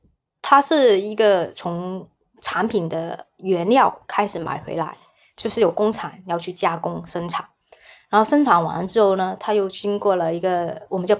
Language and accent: Chinese; Hong Kong; also born or lived in Chaoshan, Guangdong, China; 我是小时候是在广东潮汕那边出生的，然后后面呢，就是差不多在六岁左右，然后就是到香港